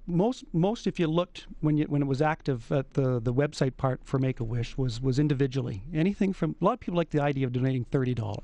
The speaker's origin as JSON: {"language": "English", "town": "Edmonton", "region": "Alberta", "country": "Canada", "said": "I'm from Edmonton"}